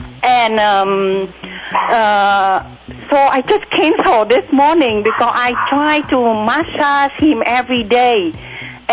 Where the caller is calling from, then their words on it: Santa Barbara, California, United States; I'm calling from Santa Barbara.